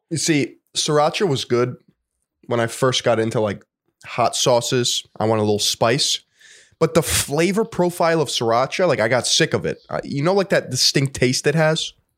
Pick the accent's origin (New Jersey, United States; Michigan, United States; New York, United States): New York, United States; I'm a New Yorker.